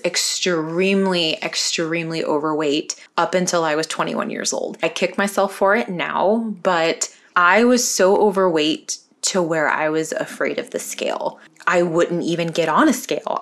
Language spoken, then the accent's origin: English; California, United States; also born or lived in North Carolina; I was originally born in North Carolina. My parents and my two sisters and I, we moved to California when I was eight years old